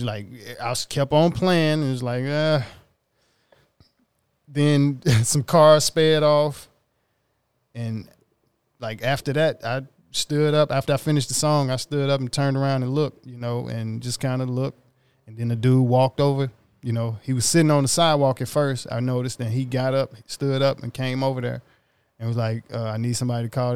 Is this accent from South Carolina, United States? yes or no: no; Mississippi, United States; now in Los Angeles, United States; I'm from Mississippi